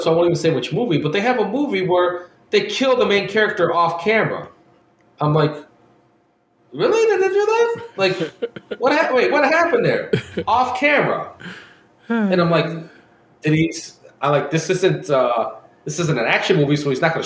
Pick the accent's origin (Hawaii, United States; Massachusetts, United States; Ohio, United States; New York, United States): Ohio, United States; we're from Ohio